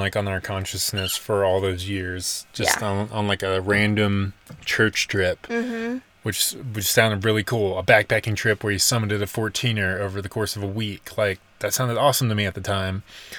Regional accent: Nashville, Tennessee, United States; moved away as an adult; now in Colorado, United States; we were born and raised in Nashville, and that's where all of our roots were, but we, like, consciously chose to move out to Colorado.

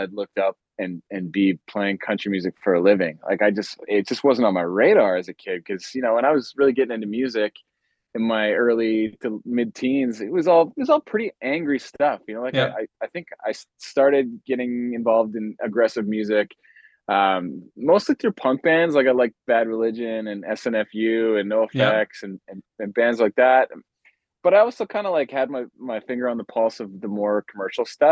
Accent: St. Albert, Alberta, Canada; also born or lived in Edmonton, Alberta; I'm from Edmonton, Alberta, St. Albert, actually.

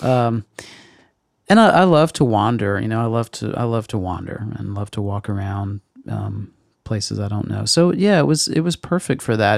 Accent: Meridian, Mississippi, United States; moved away; In Meridian, Mississippi

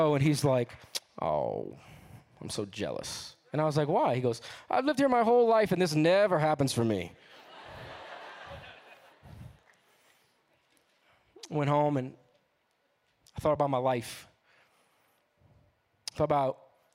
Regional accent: New Orleans, Louisiana, United States; I'm from New Orleans.

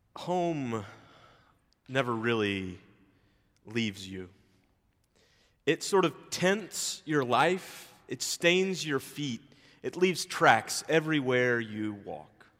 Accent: Memphis, Tennessee, United States; now in Atlanta, United States; my hometown still colors how it is that I understand the world

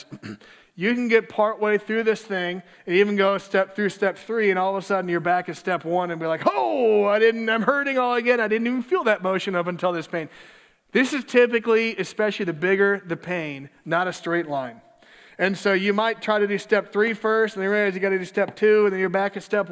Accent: Minneapolis, Minnesota, United States; my hometown of Minneapolis

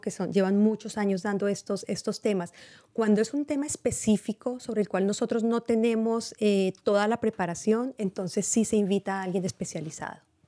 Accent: Colombia; now in Marin County, United States; soy colombiana.

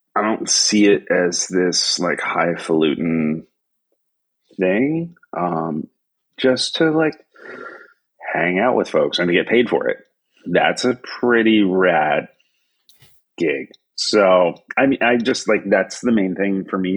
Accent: Averill Park, New York, United States; moved away as an adult; also born or lived in West Coast, United States; now in Tokyo, Japan; growing up in New York in the 70s and 80s

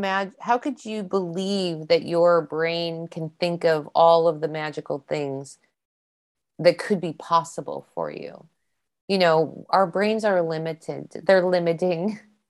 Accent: East Coast, United States; I don't know what they call them here because they're not the squirrels I grew up with on the East Coast

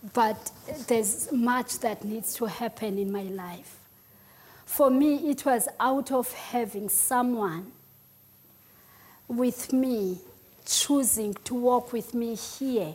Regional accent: Eastern Cape, South Africa; English is a second language; moved away; I'm from the Eastern Cape. I'm very much Xhosa.

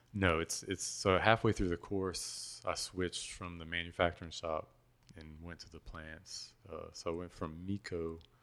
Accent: Patterson, Louisiana, United States; born or raised there; moved away

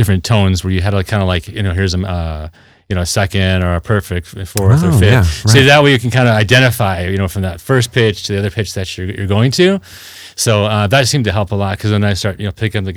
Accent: San Fernando Valley, California, United States; I'm from San Fernando Valley.

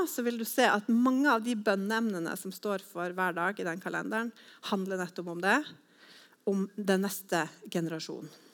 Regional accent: Northern Norway, Norway; moved away as an adult; now in Sandnes, Norway; jeg er fra en annen landsdel. Men eh, jeg er egentlig fra Nord-Norge, men flytta hit da for 15 år siden

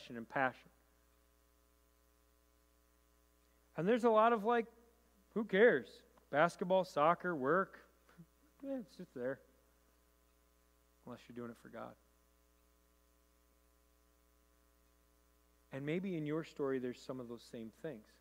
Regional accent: Rochester, New York, United States; I grew up in Rochester

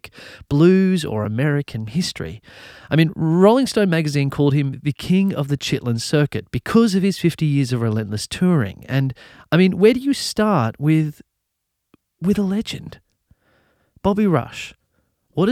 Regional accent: Australia; I grew up in Australia.

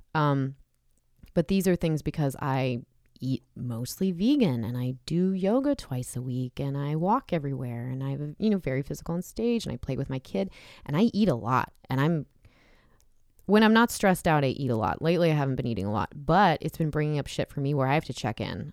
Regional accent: Southern California, United States; I grew up in Southern California

